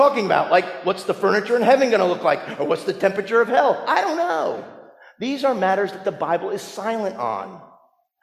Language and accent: English; New Jersey, United States; that church that I grew up in New Jersey